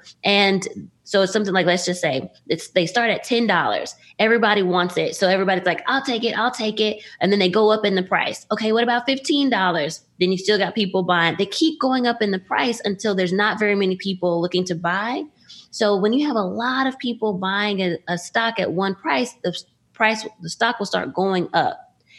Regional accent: Dallas, Texas, United States; I grew up in Dallas area. I went to Bowie.

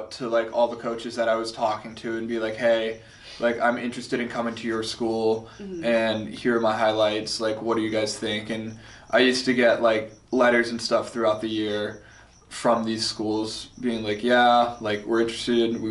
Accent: Redmond, Washington, United States; moved away as an adult; I'm originally from Redmond, Washington

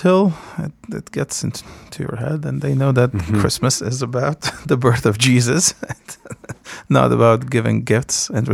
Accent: Kessab, Latakia Governorate, Syria; now in United States; I was born in Kesup, Syria, and Kesup, when I was growing up in Kesup in the 80s, was a village

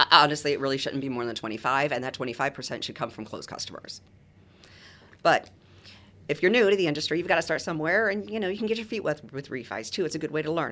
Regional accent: Boca Raton, Florida, United States; also born or lived in Muncie, Indiana; I grew up in Boca Raton

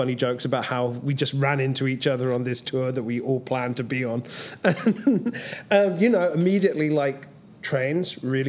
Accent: England, United Kingdom; Well, obviously, being English

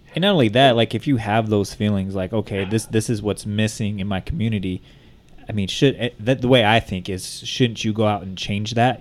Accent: Bakersfield, California, United States

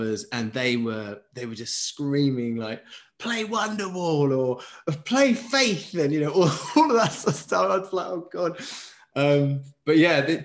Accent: Beckenham, London, United Kingdom; also born or lived in Dulwich; Southeast London, but Beckenham

